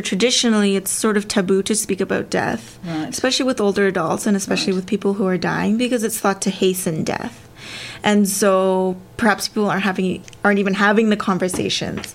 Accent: Canada; my parents uh, immigrated to Canada from Korea, right. and I was born in Canada

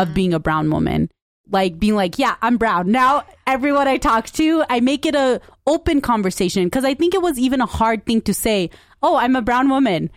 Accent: United States; I am a brown woman. I'm American. I'm Punjabi

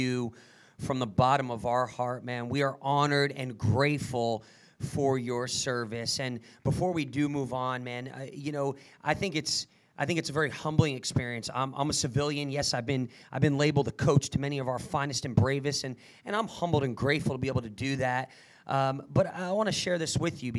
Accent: New Jersey, United States; I was brought up in Jersey

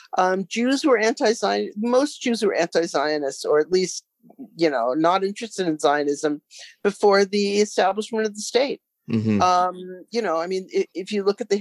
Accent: United States; now in Canada; I'm originally from the States

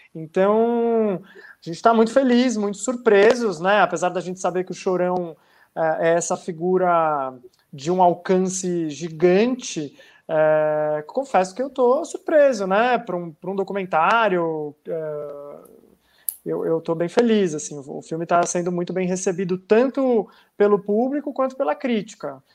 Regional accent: Santos, São Paulo, Brazil; moved away as an adult; eu já estava em São Paulo, cresci em Santos

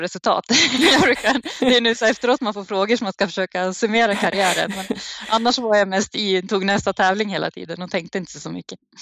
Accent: Uppsala, Uppsala County, Sweden; moved away

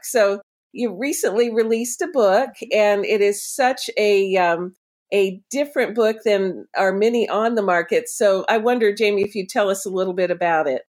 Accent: Florida, United States; moved away; I'm a, originally a Florida person myself

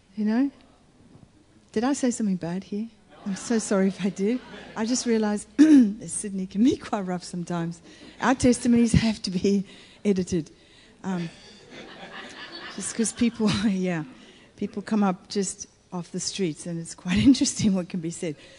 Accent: Italy; also born or lived in United States; In Italy

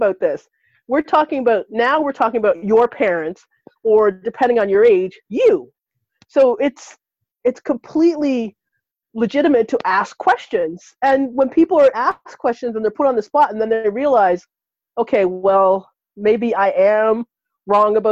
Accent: Canada; now in United States; I was raised and born in Canada

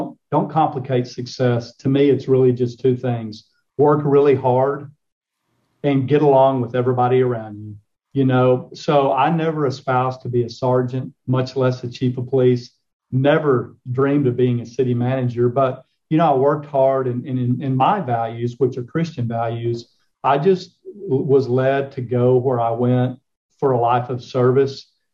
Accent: Claude, Texas, United States; I grew up on the Palo Duro Canyon, Claude, Texas, up in the Texas Panhandle.

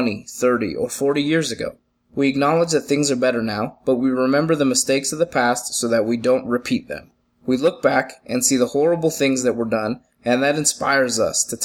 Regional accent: United States; we, as an American people

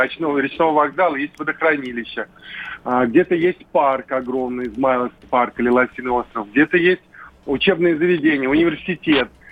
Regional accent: Moscow, Russia; район, Химки, где, где я вырос

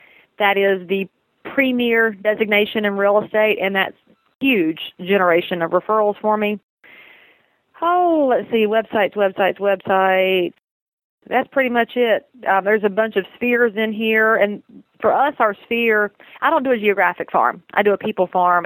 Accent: Southern, United States; accent: Southern; my Southern accent

